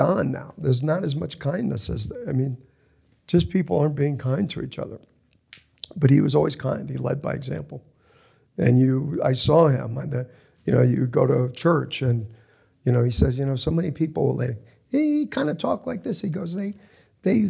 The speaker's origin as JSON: {"language": "English", "region": "New Jersey", "country": "United States", "tie": "born or raised there", "moved": "yes", "lives_now": "Los Angeles, United States", "said": "we grew up in Jersey"}